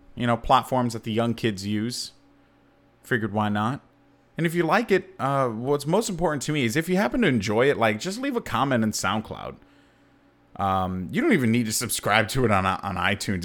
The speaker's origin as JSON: {"language": "English", "town": "New York City", "region": "New York", "country": "United States", "said": "as a New Yorker"}